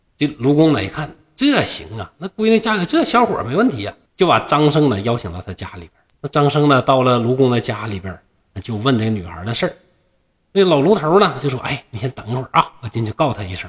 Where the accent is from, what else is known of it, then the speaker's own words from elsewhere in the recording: China; 那这就是我们中国人浪漫的那种情怀